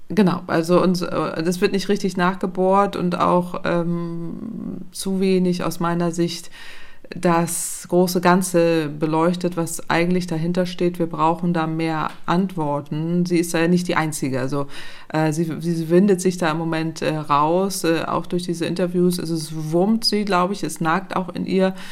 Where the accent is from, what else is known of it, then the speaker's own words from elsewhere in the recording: Northern Germany, Germany; ich komme aus Norddeutschland, da ist flaches Land